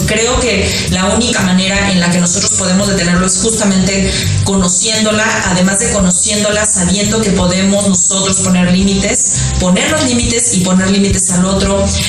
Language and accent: Spanish; Mexico; en mi país, en México